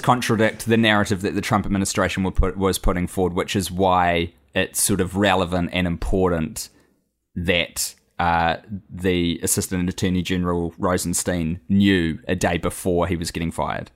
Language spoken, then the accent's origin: English; New Zealand; I am a Kiwi abroad right now.